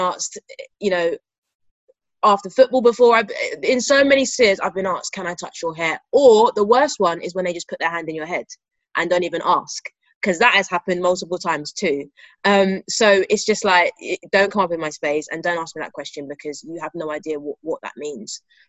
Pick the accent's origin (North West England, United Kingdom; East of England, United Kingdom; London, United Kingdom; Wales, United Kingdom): London, United Kingdom; Mill Hill; It was, I mean, similar to growing up in Mill Hill, Bournemouth is a predominantly white area.